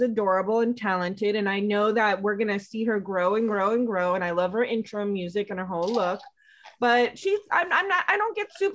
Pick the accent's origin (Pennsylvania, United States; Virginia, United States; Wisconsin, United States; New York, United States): Virginia, United States; Northern; We're all from Northern Virginia, right outside of DC